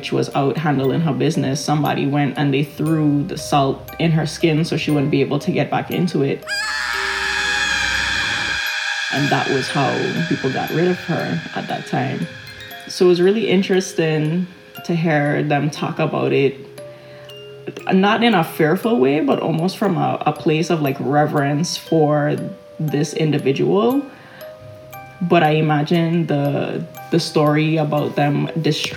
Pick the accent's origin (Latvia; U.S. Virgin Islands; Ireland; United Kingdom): U.S. Virgin Islands; Charlotte Amalie, St. Thomas; I grew up in and around Frenchtown. I lived in Frenchtown for a couple of years between elementary school and middle school.